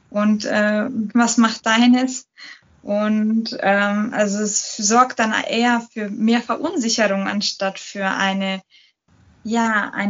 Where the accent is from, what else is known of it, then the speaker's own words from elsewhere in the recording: Munich, Bavaria, Germany; Ich bin äh, Münchnerin. Ich bin, ich werde dieses Jahr 30